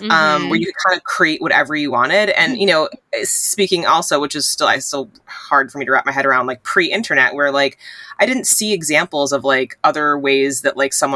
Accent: tri-state area, United States; growing up in the Tri-State area, I went, my dad works in Manhattan

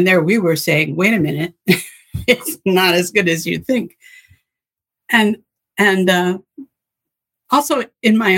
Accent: United States; I'm an American

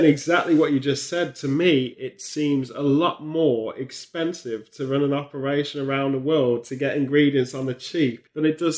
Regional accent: England, United Kingdom; when you come back to the UK, it shocks you to just walk into the shadow of it because you again, being being English, you always think, nah, that will never happen here.

